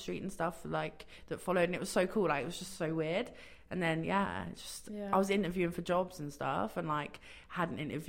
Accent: England, United Kingdom; moved away as an adult; now in Toronto, Canada; all my family in England

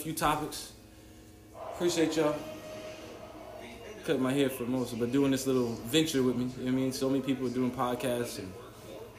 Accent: New York, United States; also born or lived in Miami, Florida; now in South Florida, United States; I'm from New York originally, but learning so much from my adulthood in South Florida

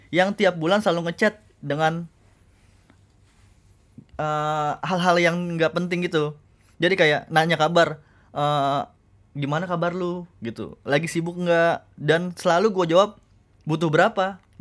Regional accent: Bali, Indonesia; now in Jakarta, Indonesia; halo bang uh … asli dari Bali kerja di Jakarta

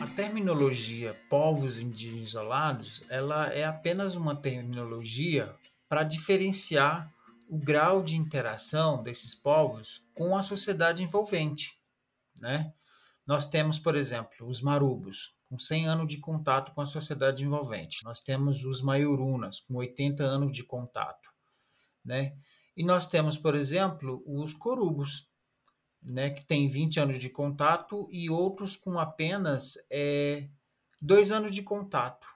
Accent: Maronal village, Javari Valley, Amazonas, Brazil; now in Brasília, Brazil; eu sou da aldeia Maronal, do Vale do Javari. A terra indígena Vale do Javari está localizada no na parte do estado do Amazonas

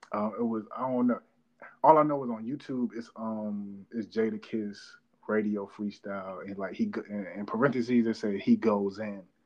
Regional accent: North Carolina, United States; I'm from North Carolina

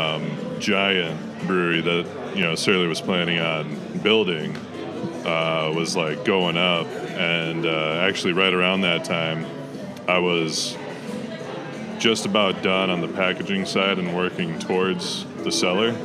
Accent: Morris, Minnesota, United States; I grew up uh, Morris, Minnesota

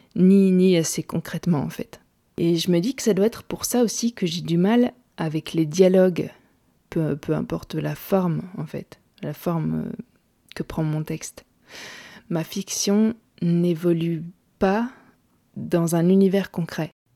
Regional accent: Gaume, Wallonia, Belgium; chez moi en Gaume

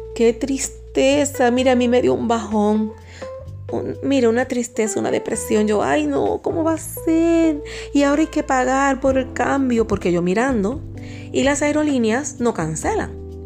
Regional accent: Puerto Rico; accent: boricua; now in Dominican Republic; mi acento boricua, que generalmente lo tengo un poquito más escondido

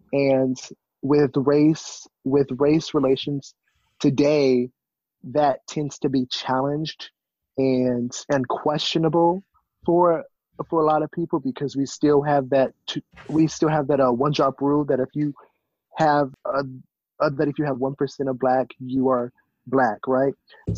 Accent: Grambling, Louisiana, United States; also born or lived in California; now in Philadelphia, United States; So I am from California, but I was brought up in Grambling, Louisiana, so in the South. I was raised with my dad's family

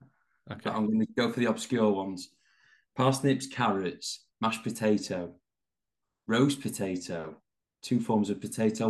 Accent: Yorkshire and the Humber, United Kingdom; because I am from Yorkshire

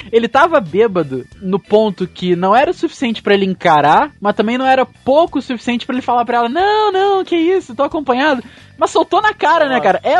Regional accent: Cachoeiro de Itapemirim, Espírito Santo, Brazil; provenientes de outra cidade de qual importância conhecida por Cachoeiro de Itapemirim, minha terra natal.

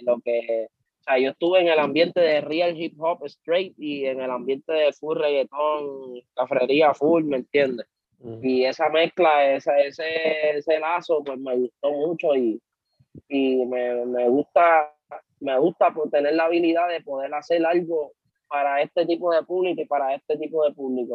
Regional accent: Carolina, Puerto Rico; also born or lived in Santurce, San Juan, Puerto Rico; yo nací, nosotros nacimos en Villa Palmera, Santurce, y nos criamos en Carolina, en el sector Country Club

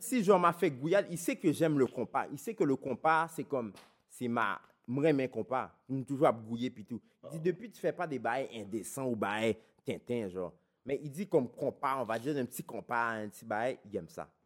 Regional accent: Laval, Quebec, Canada; je viens de Vimont

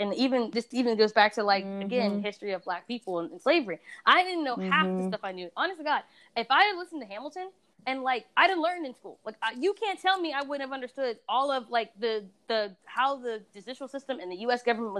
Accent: Sierra Leone; Yeah, I'm from Sierra Leone, but but I'm also Scandinavian.

